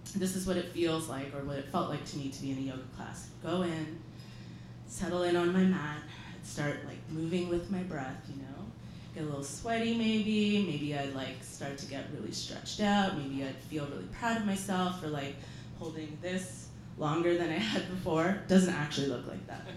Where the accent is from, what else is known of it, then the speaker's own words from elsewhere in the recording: England, United Kingdom; moved away; also born or lived in Canada; I grew up in England, so my mom would watch the BBC